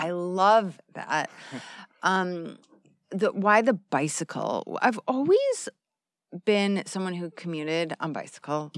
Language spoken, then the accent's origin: English; Arizona, United States; moved away as an adult; I'm from the United States